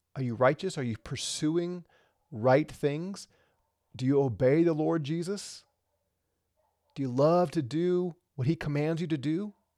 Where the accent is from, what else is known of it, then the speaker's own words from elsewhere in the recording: Missouri, United States; now in Colorado, United States; where I grew up in Missouri